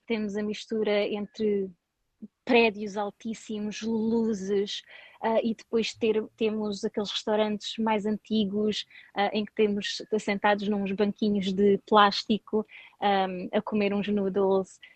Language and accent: Portuguese; Portugal; moved away as an adult; also born or lived in Singapore / United States / Sweden; now in Thailand; eu saí de Portugal para ir para o Sudeste Asiático